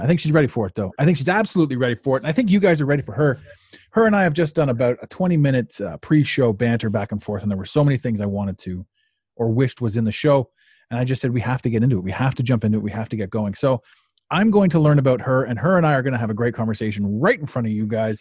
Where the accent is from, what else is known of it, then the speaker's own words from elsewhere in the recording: Canada; I'm from Canada